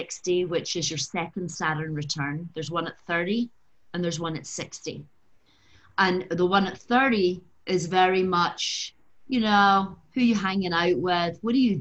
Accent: Glasgow, Scotland, United Kingdom; moved away as an adult; also born or lived in London; now in Los Angeles, United States; I was brought up in Glasgow in a working class family

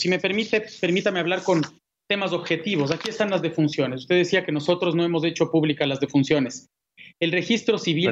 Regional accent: Quito, Pichincha, Ecuador; yo soy de Quito

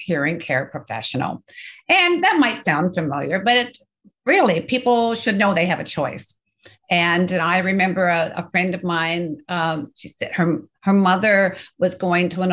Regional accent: Canada; I'm Canadian.

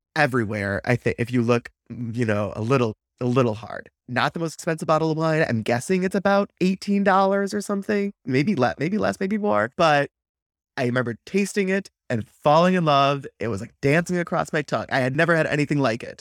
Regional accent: Wisconsin, United States; growing up in Wisconsin, It's a beer-centric culture.

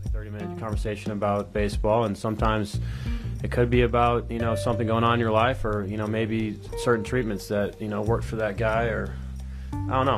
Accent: St. Louis, Missouri, United States; growing up in St. Louis

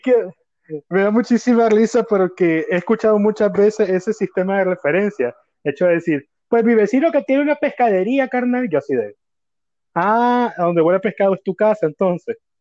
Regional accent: Managua, Nicaragua; yo soy de Managua, Nicaragua

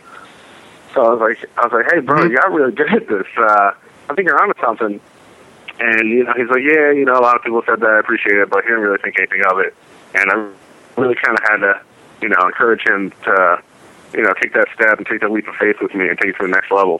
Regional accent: Westfield, New Jersey, United States; we were born and raised in Union County in Westfield

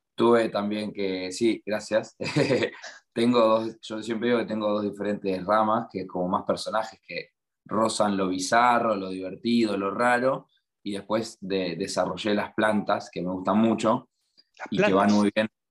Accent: La Plata, Buenos Aires Province, Argentina; moved away as an adult; now in Melbourne, Australia; yo soy de La Plata, cerca de Buenos Aires

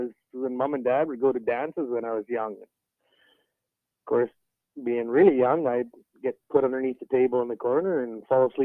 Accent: Fairview, Alberta, Canada; I grew up in Fairview.

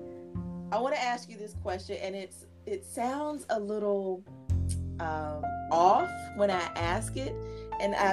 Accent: North Carolina, United States; now in Richmond, United States; I'm from North Carolina, now living in Richmond, Virginia

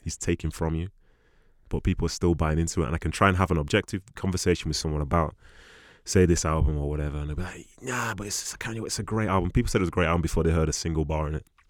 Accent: Nigeria; being a Nigerian guy

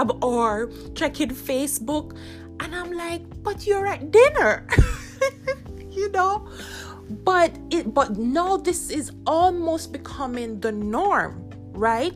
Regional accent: Jamaica; I grew up in Jamaica

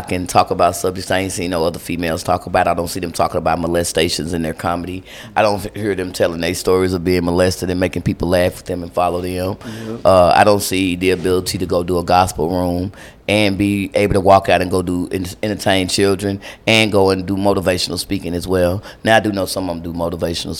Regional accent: Lubbock, Texas, United States; now in Dallas, United States; I'm from Lubbock, Texas

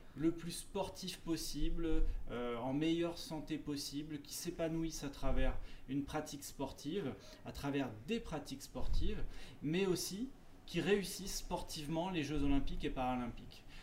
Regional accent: Seine-Saint-Denis, Île-de-France, France; je suis originaire de Seine-Saint-Denis

